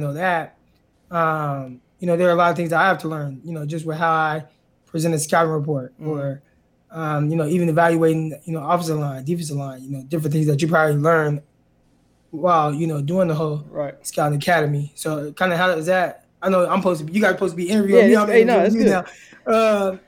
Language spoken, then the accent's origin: English; Stockton, California, United States; moved away as an adult; I'm from Stockton, so I've lived there pretty much majority of my life, born and raised there.